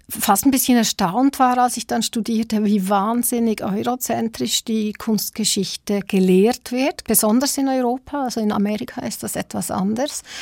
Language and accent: German; Switzerland; also born or lived in South Africa; Ich bin zwar selber auch in Südafrika geboren, ähm, aber noch ganz klein in die Schweiz gezogen, total schweizerisch sozialisiert.